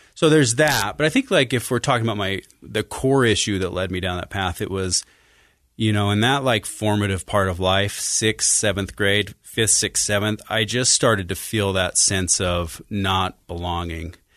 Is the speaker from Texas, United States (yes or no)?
no; Farmington, Utah, United States; also born or lived in Sandy, Utah; I was born in Sandy and grew up in Farmington, Utah